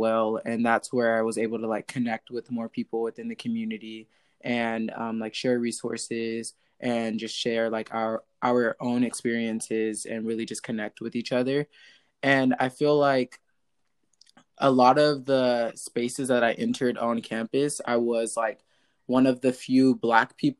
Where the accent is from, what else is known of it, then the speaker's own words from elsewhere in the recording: Stockton, California, United States; growing up in Stockton, like that is not the best mm-hmm. place to be